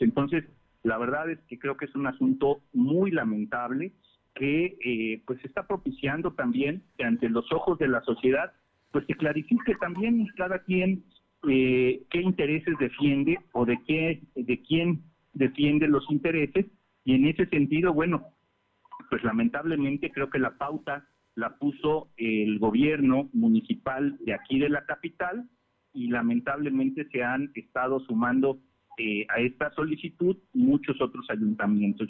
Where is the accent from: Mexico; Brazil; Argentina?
Mexico; los mexicanos